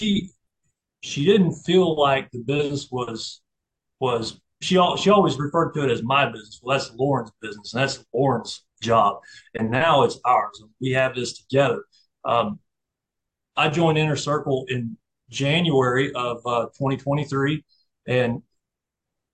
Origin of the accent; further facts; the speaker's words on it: Cleveland, Texas, United States; I'm from Cleveland.